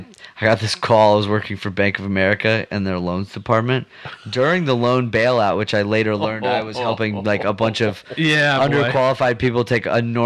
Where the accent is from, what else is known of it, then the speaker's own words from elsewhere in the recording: Texas, United States; I'm born and raised in Texas. My parents are actually from like Detroit in the Midwest.